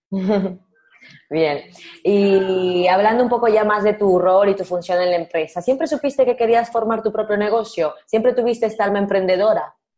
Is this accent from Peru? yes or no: yes; Peru; que soy peruana